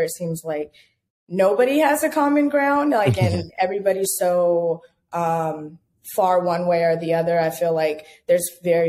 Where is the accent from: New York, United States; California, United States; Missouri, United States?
California, United States; also born or lived in Baton Rouge, United States / Dallas, United States; I am originally from California, and I moved to Atlanta, and I've lived pretty much everywhere across the country since then.